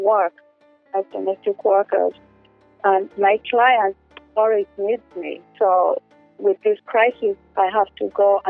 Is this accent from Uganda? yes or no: yes; Uganda; now in Boston, United States; I'm 41 years old. I'm originally from Uganda and live in Boston.